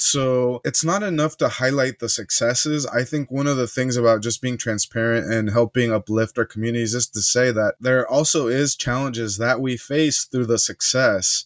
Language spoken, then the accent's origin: English; United States; my parents are Mexican, born in Mexico, they're immigrants, mm-hmm. and I'm raised here in the U.S.